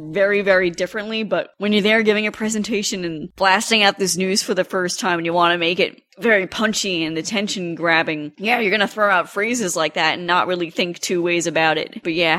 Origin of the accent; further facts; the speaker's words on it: Tempe, Arizona, United States; I am from Tempe, Arizona.